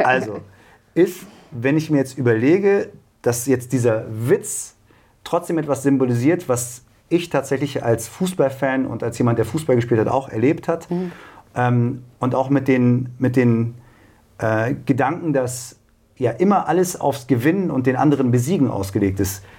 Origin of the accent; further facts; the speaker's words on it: Braunschweig, Lower Saxony, Germany; ich bin gebürtiger Braunschweiger